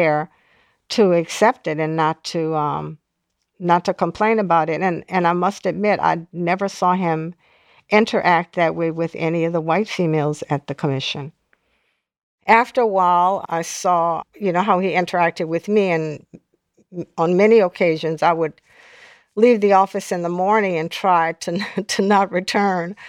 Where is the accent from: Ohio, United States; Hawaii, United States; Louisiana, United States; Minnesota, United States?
Louisiana, United States; New Orleans; now in Washington, D.C. area, United States; I grew up in a very volatile period in New Orleans